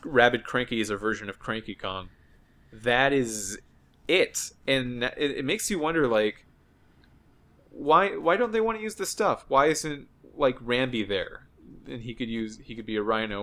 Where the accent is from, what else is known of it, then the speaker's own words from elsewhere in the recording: United States; as an American